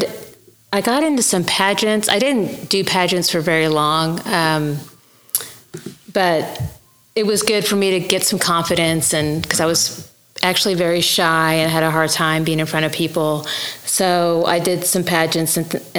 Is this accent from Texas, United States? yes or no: yes; Midland, Texas, United States; moved away as an adult; also born or lived in Huntington Beach, California / Dallas, Texas; now in Guthrie, United States; raised in the West Texas area, went to Texas Tech University, and then spent some time in the Dallas area for a while